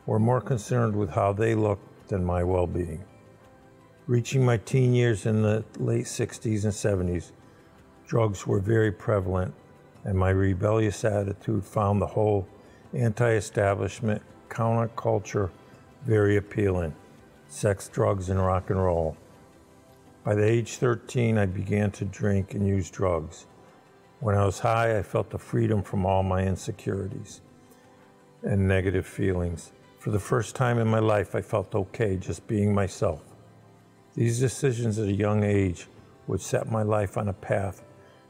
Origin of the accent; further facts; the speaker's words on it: Windsor, Connecticut, United States; now in West Suffield, United States; I grew up in Windsor and I now live in West Suffield